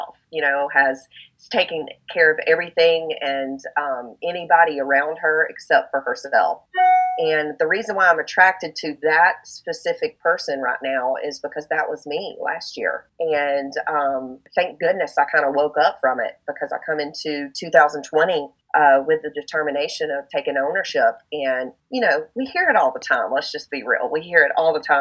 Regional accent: the South, United States; I'm a Southern girl over here

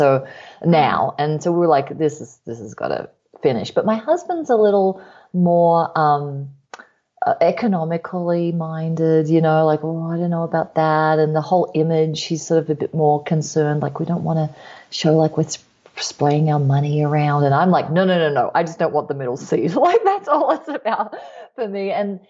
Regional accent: Australia; moved away; Yeah, well, I'm originally from Australia. Some of you could probably hear the half and half accent there. After this 2 month trip, I will be sounding a lot more Australian just overnight.

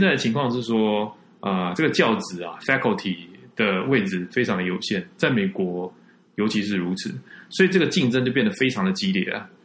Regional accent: Taiwan; moved away as an adult; also born or lived in North Carolina, United States; 我是台湾人，废话，我当然是台湾人，我是台大， 台大， 台大心理系毕业的。那后来在那个台大脑与心智科学研究所拿到硕士学位

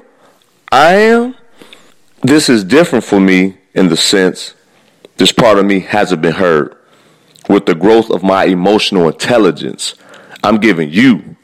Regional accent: Midwest, United States; I am from the Midwest.

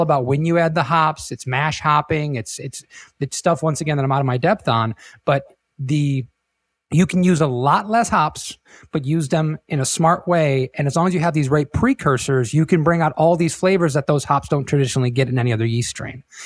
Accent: St. Clair Shores, Michigan, United States; now in Florida, United States; my hometown around Saint Clair Shores, Michigan, just outside of Detroit

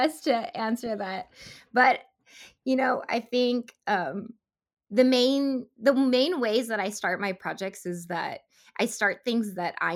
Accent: Central Valley, California, United States; also born or lived in Seoul, South Korea; I was born in Seoul, South Korea, and at the age of 5 and a half, me and my family moved to the Central Valley in California

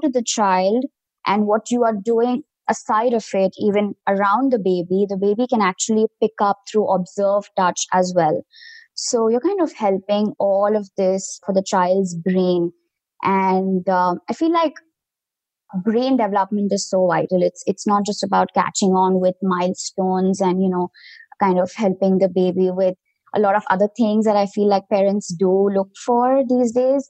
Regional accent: India; moved away as an adult; now in United States; I come from India originally

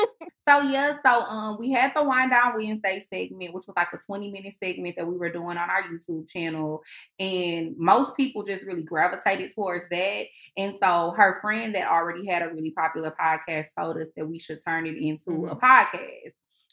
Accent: Houston, Texas, United States; moved away; We met in Houston because I'm from Houston.

